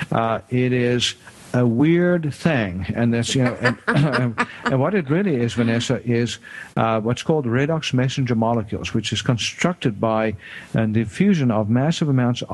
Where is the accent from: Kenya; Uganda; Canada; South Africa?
South Africa; moved away as an adult; now in United States; I grew up in South Africa and did my medical training there